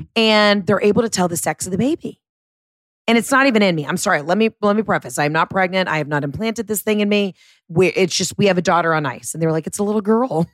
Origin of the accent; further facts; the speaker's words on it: the South, United States; I'm from the South